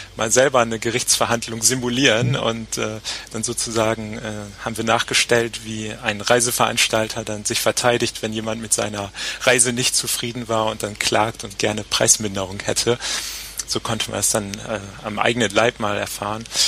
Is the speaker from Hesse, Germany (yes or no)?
no; Papenburg, Lower Saxony, Germany; moved away; also born or lived in Bremerhaven; Ich komme aus Papenburg, wo die Kreuzfahrtschiffe also gebaut werden. Bin dann also als kleiner Junge schon immer am Deich gewesen